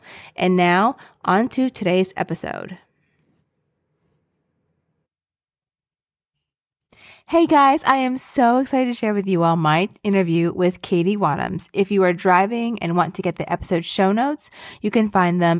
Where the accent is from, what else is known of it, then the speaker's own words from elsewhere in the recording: Blue Ridge Mountains in Virginia, United States; now in New York, United States; I grew up near the Blue Ridge Mountains in Virginia, and now we live in New York